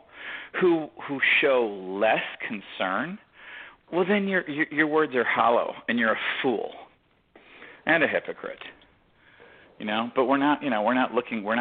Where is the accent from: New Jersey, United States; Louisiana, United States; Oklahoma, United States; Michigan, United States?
Michigan, United States; Detroit; I come from Detroit